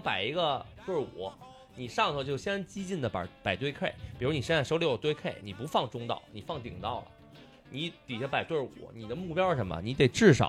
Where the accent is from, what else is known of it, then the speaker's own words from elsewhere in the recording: Beijing, China; 作为北京人，传统意义上北京人，我觉得最无聊就是北京麻将